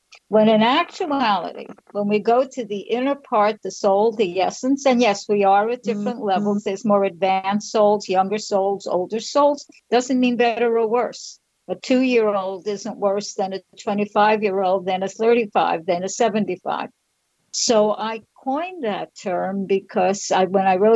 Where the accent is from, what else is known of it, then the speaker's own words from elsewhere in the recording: New York, United States; moved away as an adult; now in Florida, United States; I'm from New York. I now live in Florida.